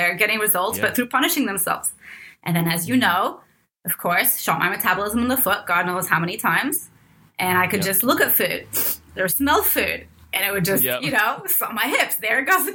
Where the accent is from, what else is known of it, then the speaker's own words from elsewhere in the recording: Cairo, Cairo Governorate, Egypt; moved away; I was born in Cairo, Egypt, and raised by my mom up until age four when my dad returned from the US